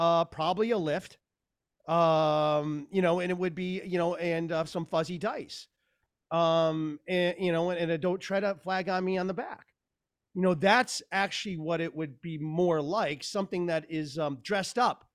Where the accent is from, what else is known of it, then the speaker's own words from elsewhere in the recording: United States; I'm an American